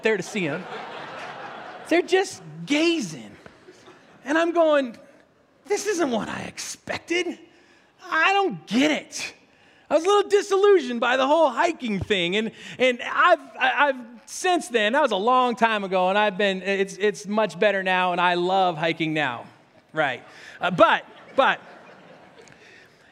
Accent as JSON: {"language": "English", "town": "Spokane", "region": "Washington", "country": "United States", "tie": "born or raised there", "said": "when I grew up in Spokane"}